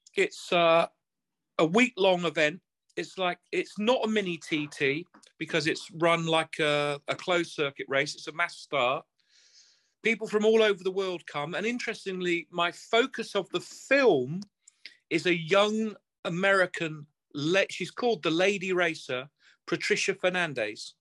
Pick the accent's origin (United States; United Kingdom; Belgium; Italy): United Kingdom; England; I'm English